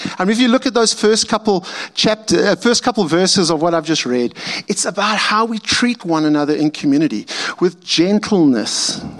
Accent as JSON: {"language": "English", "region": "Montana", "country": "United States", "tie": "born or raised there", "said": "I grew up as a farm boy in a little farm town of about 500 people. And there's remnants of how I grew up around Montana."}